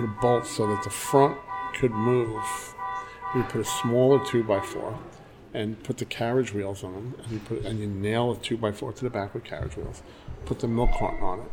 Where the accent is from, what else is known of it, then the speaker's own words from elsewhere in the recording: New York City, New York, United States; growing up in East New York